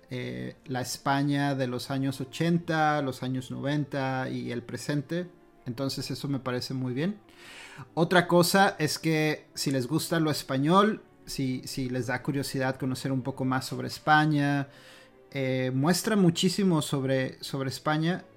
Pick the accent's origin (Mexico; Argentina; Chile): Mexico; como mexicanos